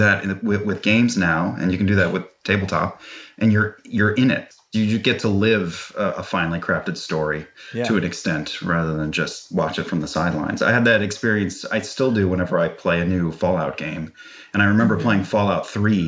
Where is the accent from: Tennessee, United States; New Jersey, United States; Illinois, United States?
New Jersey, United States; Weehawken; I'm from Weehawken, which is right next to Hoboken